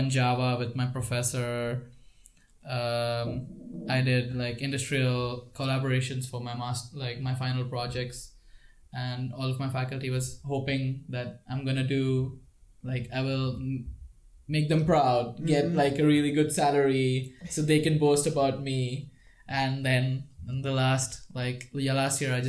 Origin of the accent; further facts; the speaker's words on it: Mumbai, Maharashtra, India; moved away as an adult; now in Prague, Czech Republic; I'm from Mumbai. I was born and brought up in Mumbai